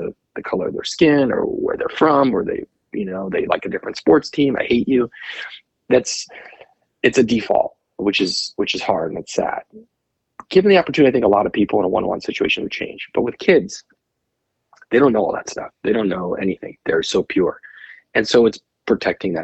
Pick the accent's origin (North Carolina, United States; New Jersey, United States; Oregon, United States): New Jersey, United States; moved away as an adult; also born or lived in Morristown, New Jersey / Manhattan, New York; now in West Coast, United States; Growing up in New Jersey, I went to NYU film school.